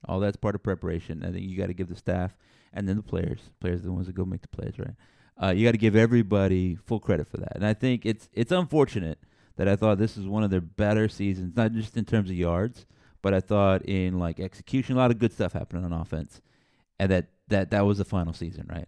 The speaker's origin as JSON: {"language": "English", "town": "San Antonio", "region": "Texas", "country": "United States", "tie": "born or raised there", "said": "I grew up in San Antonio, so down here"}